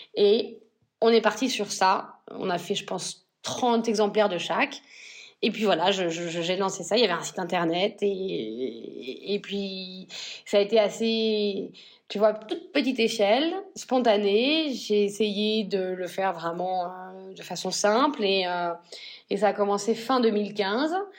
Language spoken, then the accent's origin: French; northern France, France; moved away as an adult; also born or lived in Paris / London; now in Spain; je viens donc du nord de la France et mes deux familles viennent de l'industrie textile